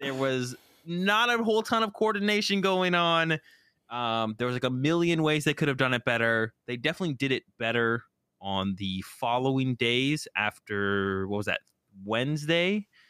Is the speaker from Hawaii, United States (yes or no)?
no; Boston, Massachusetts, United States; moved away; I'm originally from Boston